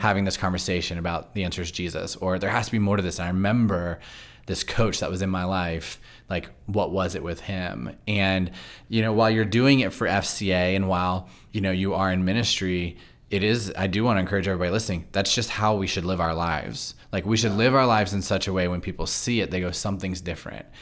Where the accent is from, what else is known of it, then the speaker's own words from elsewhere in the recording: Loudoun County, Virginia, United States; moved away; I grew up in Loudoun County, but I went to church in Fairfax County.